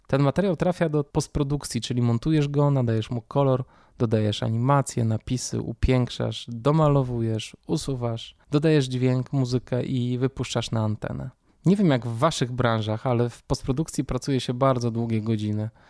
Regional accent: Warsaw, Masovian Voivodeship, Poland; Urodziłem się oraz mieszkam w Warszawie. Dzieciństwo miałem raczej klasyczne. Mama, tata, starsza siostra, mieszkanie na warszawskiej Pradze

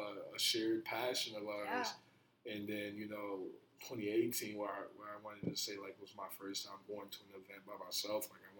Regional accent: New Jersey, United States; born there; I was born in New Jersey, so, like, I don't have my birth certificate, so I gotta go back over there to get it there

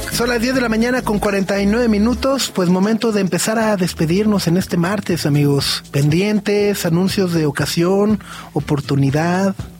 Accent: Mexico City, Mexico; Ya como chilango

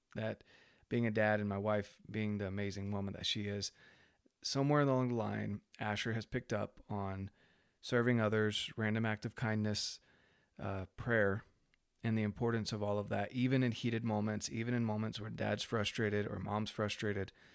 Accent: North Carolina, United States; I was raised in North Carolina

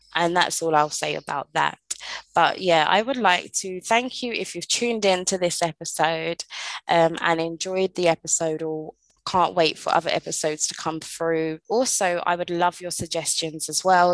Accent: London, United Kingdom; moved away as an adult; now in Caribbean; I was originally born and raised in London, England. I moved to the Caribbean when I was 27 years old

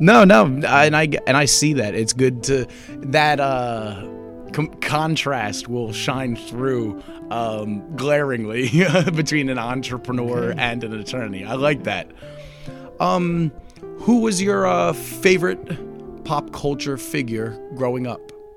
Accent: Philadelphia, Pennsylvania, United States; I'm from Philadelphia, and my dad's from the Bronx, so I'm just a mishmash of that area

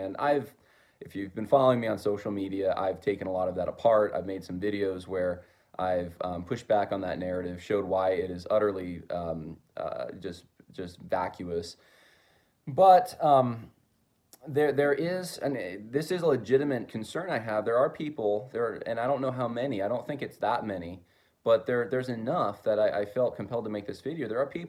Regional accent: California, United States; I came from Southern California initially, and some family members had some ties to Hollywood, etc.

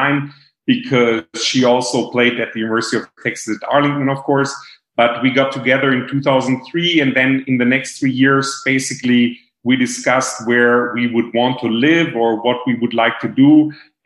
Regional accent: Germany; moved away as an adult; also born or lived in Virginia, United States / Arkansas, United States / Japan; I grew up in Germany, close to the Lake of Constance, which is in the very south of Germany.

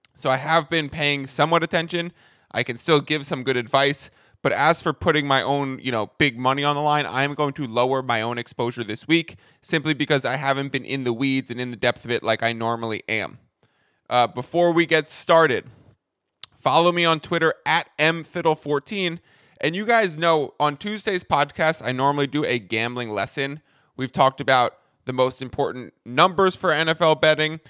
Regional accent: New York, United States; moved away as an adult; now in San Diego, United States; I am a New Yorker, but now I'm a Cali guy.

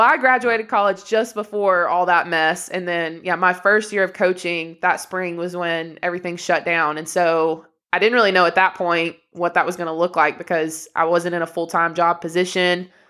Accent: Inglewood, Tennessee, United States; moved away as an adult; also born or lived in North Carolina; now in Greenville, United States; we come from Inglewood, which for anyone who doesn't know, it's a literally two red light town

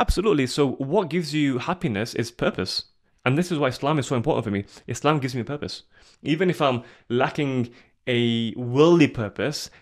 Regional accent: Sheffield, Yorkshire and the Humber, United Kingdom; I'm from Sheffield

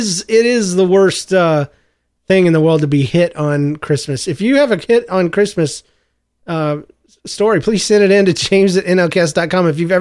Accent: Missouri, United States; I just did that because I'm from Missouri and I've seen the signs on the side of the road.

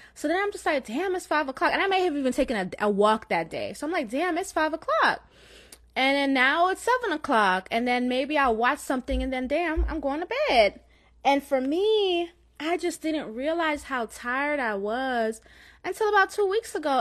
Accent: Florida, United States; accent: slight Jamaican; I have Jamaican in my blood, although I was born in Florida, but I have Jamaican parents. So you may have, you may hear, like, a slight Jamaican accent.

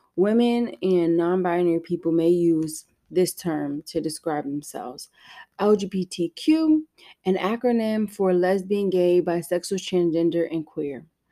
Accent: United States; I am that American

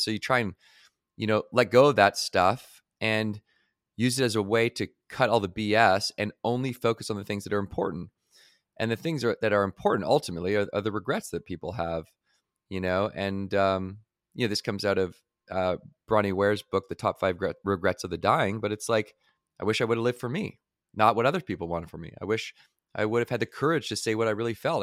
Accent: Victoria, British Columbia, Canada; where I grew up in Victoria, British Columbia, just by Vancouver

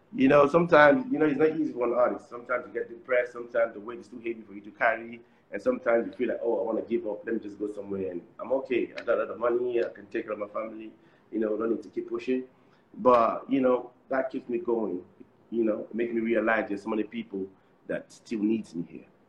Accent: Cameroon; also born or lived in Nigeria; in Cameroon, we, we have like the French part and the, and the English part. So we we are from the English part.

